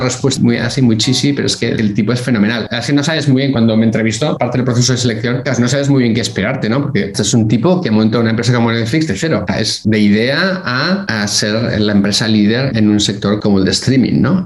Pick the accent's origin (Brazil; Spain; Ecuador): Spain; Bilbao, Basque Country; moved away as an adult; also born or lived in Burgos / Barcelona / Geneva; now in United States; Soy de Bilbao, que está en el norte de España